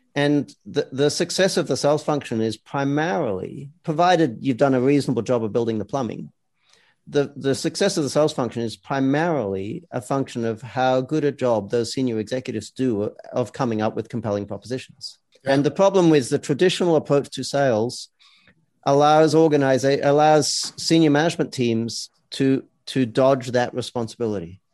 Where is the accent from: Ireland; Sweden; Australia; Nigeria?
Australia; now in United States; I come from Australia, where we yeah. have a lot of socialist, you know, employment law.